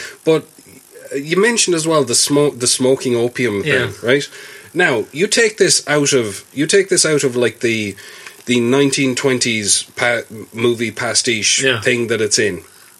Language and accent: English; Spain; You know, I can't do that in Spain because I'm from Spain.